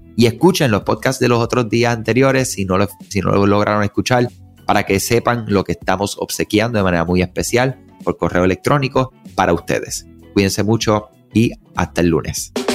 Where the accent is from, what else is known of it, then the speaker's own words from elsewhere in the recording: Puerto Rico; soy puertorriqueño, eh, mi mamá de Colombia, mi papá de Cuba